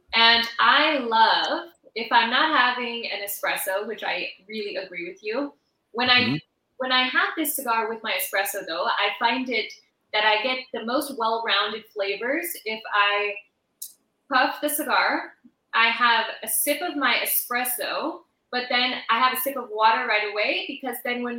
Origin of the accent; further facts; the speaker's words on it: California, United States; moved away as an adult; also born or lived in New York; now in Switzerland; I am from the U.S., even though I live here now in Switzerland. I'm originally from California. I was living in New York before I moved here